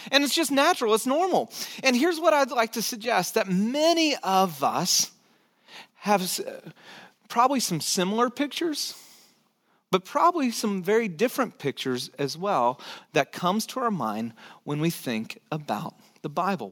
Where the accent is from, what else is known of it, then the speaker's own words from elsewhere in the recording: United States; for us as American citizens, for those of us who live in this country